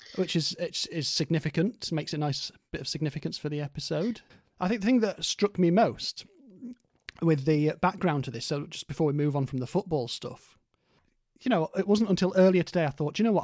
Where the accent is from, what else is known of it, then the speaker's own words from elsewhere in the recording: Stoke-on-Trent, West Midlands, United Kingdom; this is where I was growing up in Stoke as a teenager